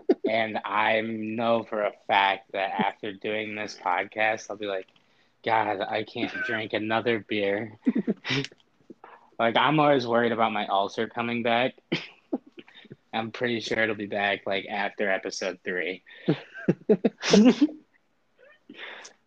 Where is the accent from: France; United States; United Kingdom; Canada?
United States; Northwest Indiana; I'm from Northwest Indiana